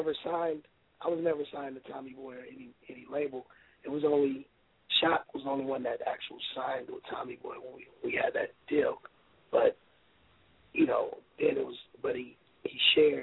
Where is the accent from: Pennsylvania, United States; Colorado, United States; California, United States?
California, United States; Oakland; accent: West Coast; I'm from Oakland. We had the same accent or whatever